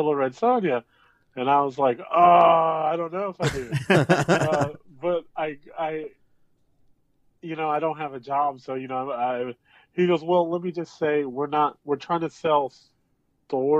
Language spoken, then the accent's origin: English; near Norfolk, Southeast Virginia, United States; I'm from Southeast Virginia, so near the Norfolk, Virginia beach area